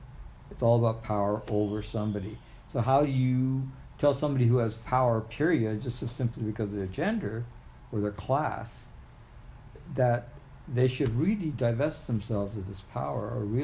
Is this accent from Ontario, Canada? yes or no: yes; Ottawa, Ontario, Canada; also born or lived in Sri Lanka; I grew up there. I was born in Sri Lanka, but my dad started the first embassy in Canada.